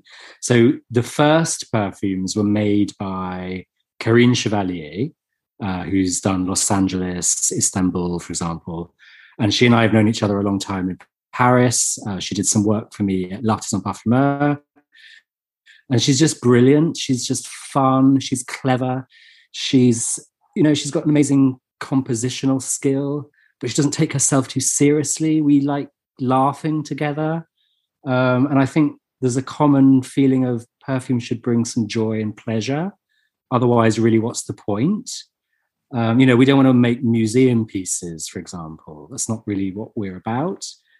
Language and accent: English; England, United Kingdom; we're English.